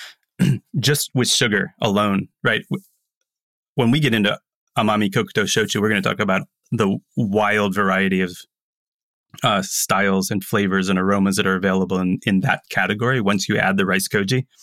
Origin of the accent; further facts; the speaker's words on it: Tampa, Florida, United States; moved away; also born or lived in New York City; growing up in Tampa, the old man smoking cigars, drinking rum